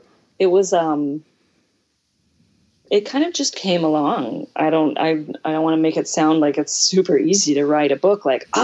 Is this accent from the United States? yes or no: yes; Deep South, United States; I grew up in the Deep South and everything is monogrammed.